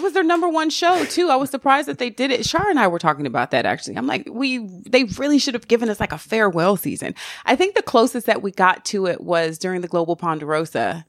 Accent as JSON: {"language": "English", "region": "the South", "country": "United States", "said": "I'm from the South"}